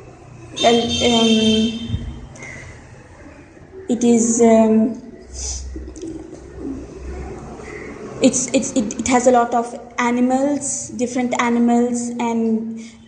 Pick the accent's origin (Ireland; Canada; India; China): India; first language Hindi; English is a second language; I'm from India.